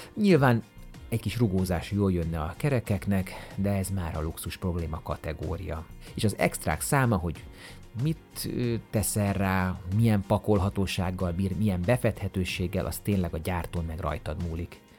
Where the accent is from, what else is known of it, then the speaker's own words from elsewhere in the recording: Budapest, Hungary; én itt nőttem föl, itt voltam gyerek a Tabánban